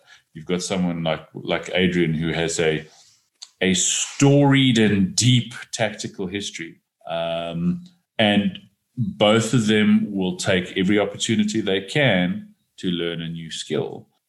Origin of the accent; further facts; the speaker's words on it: South Africa; I don't need to learn how to shoot a pistol because I'm a South African man.